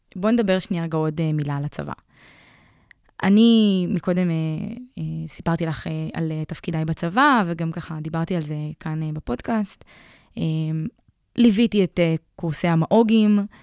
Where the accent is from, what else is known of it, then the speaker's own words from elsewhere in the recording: Afula, Northern District, Israel; אני גם מעפולה